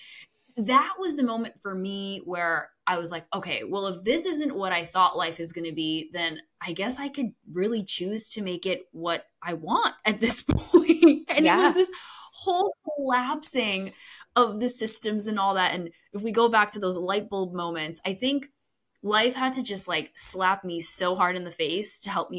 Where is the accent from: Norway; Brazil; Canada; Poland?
Poland; born there; You know, I was born in Poland, very immigrant traditional upbringing.